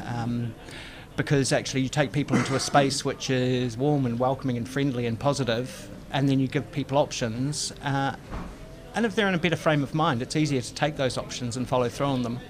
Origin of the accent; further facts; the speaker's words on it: Lower Hutt, Wellington, New Zealand; moved away as an adult; also born or lived in United Kingdom; So I was born in Lower Hutt. I'm from the area, I'm a Kiwi